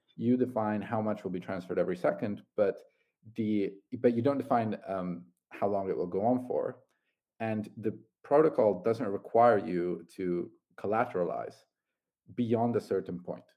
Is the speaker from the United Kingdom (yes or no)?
no; Italy; moved away as an adult; I'm uh, originally Italian